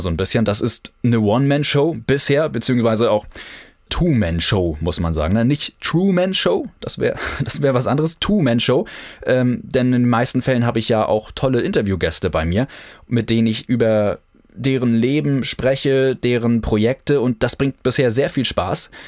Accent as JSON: {"language": "German", "town": "Kiel", "region": "Schleswig-Holstein", "country": "Germany", "tie": "born or raised there", "said": "Ich bin in Kiel geboren und aufgewachsen"}